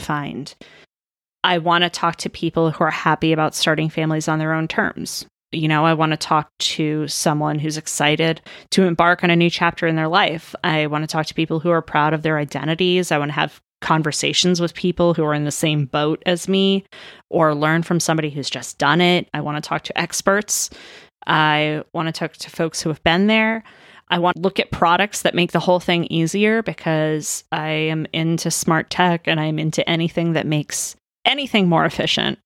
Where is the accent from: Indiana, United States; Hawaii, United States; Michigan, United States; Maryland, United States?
Maryland, United States; moved away as an adult; also born or lived in Northern Florida; now in Southern California, United States; I'm from Maryland originally